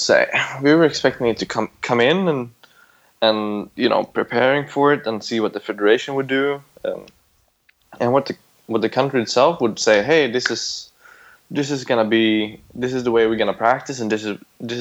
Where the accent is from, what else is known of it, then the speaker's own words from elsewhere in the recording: Sweden; now in Thailand; I grew up in Sweden where we had a lot of oil